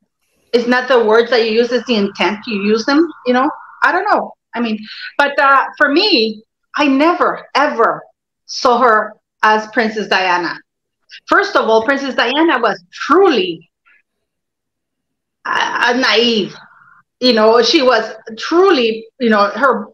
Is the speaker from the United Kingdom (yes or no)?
no; Canada; also born or lived in Norway; I'm Canadian. I live in Toronto, you know.